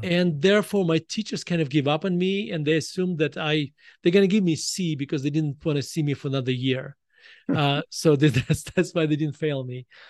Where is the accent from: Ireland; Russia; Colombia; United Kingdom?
Russia; moved away as an adult; now in United States; when I was growing up in Russia